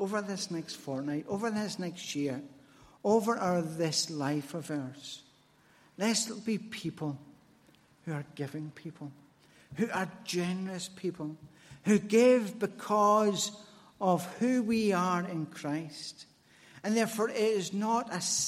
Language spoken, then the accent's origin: English; Glasgow, Scotland, United Kingdom; as a Glaswegian